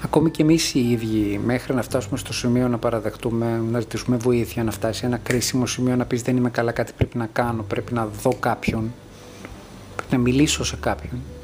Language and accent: Greek; Greece; μεγαλώνοντας στην Ελλάδα του 1990